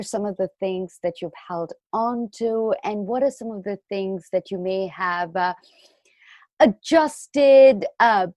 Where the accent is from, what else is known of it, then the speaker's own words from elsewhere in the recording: India; moved away; many of us that were born and raised in India